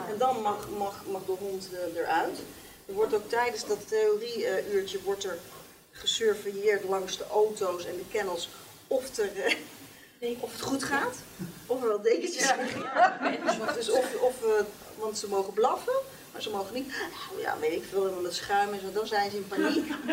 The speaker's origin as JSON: {"language": "Dutch", "town": "Nunspeet", "region": "Gelderland", "country": "Netherlands", "tie": "born or raised there"}